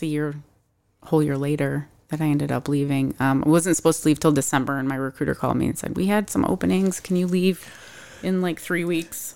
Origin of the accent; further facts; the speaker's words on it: Syracuse, New York, United States; moved away as an adult; also born or lived in San Diego / Kansas City; now in Arizona, United States; I am originally from Syracuse, New York, and have been living in Arizona for about four and a half years